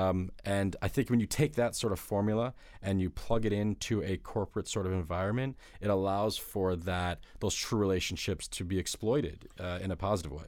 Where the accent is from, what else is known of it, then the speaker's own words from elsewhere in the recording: South Florida, United States; moved away as an adult; also born or lived in Detroit, Michigan; now in New York City, United States; I'm from Detroit, but I grew up in South Florida